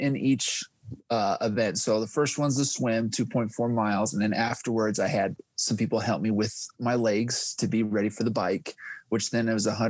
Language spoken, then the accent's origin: English; Utah, United States; I am from Utah, 37 years old, four kids